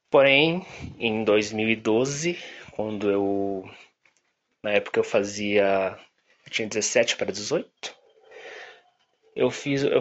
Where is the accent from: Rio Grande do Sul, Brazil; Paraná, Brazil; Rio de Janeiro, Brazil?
Paraná, Brazil; Curitiba; Tenho 23 anos, sou de Curitiba e sou publicitário.